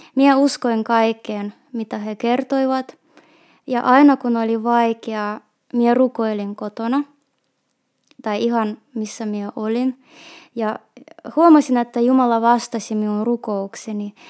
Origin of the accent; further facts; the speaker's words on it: Petrozavodsk, Republic of Karelia, Russia; first language Russian; Finnish is a second language; moved away as an adult; also born or lived in Vantaa / Kuopio; now in Lappeenranta, Finland; olen kotoisin Petroskoista. Suomen mie muutin 16 vuotta sitten, kun olin 21-vuotias.